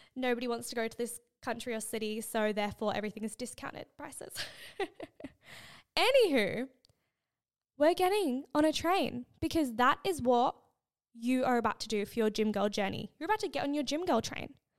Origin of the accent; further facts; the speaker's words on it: Australia; I'm Australian and my English is fucking bad